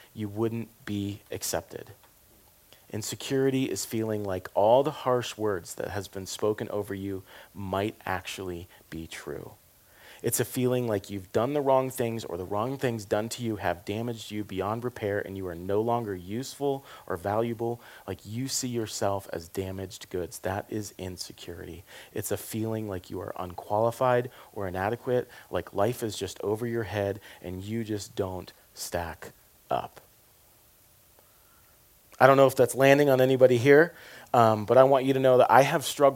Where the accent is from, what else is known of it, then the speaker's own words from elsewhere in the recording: the South, United States; I'm from the South